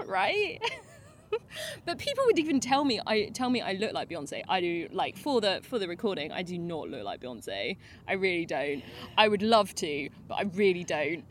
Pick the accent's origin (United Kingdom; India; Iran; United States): United Kingdom; because we're very British